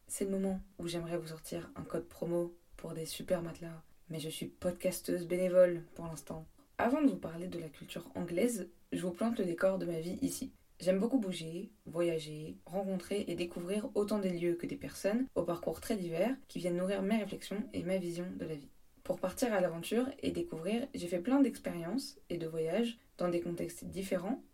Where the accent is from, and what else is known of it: France; moved away as an adult; now in England, United Kingdom